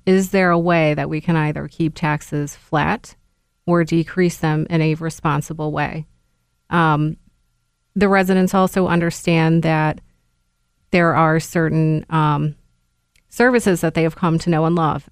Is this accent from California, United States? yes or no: no; Niskayuna, New York, United States; I was born and raised in Niskiuna